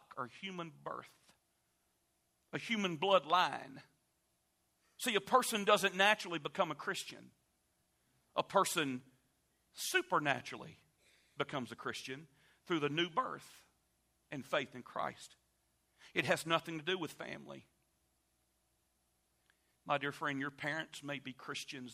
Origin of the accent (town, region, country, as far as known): United States